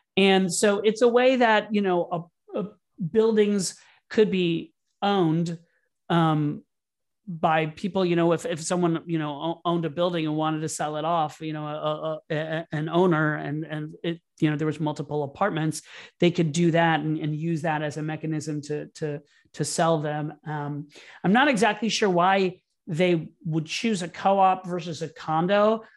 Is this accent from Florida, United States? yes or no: yes; Orlando, Florida, United States; born or raised there; moved away as an adult; also born or lived in New York City